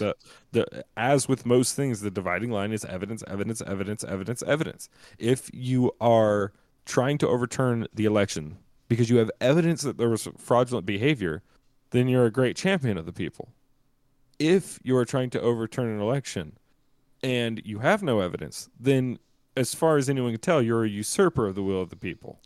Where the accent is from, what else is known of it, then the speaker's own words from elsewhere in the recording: the South, United States; when I was younger, growing up in the South